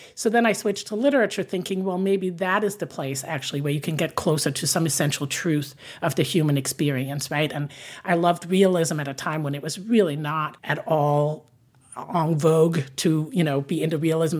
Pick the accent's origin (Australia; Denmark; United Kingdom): Denmark; moved away as an adult; also born or lived in Paris, France; now in New York, United States; the country I'm from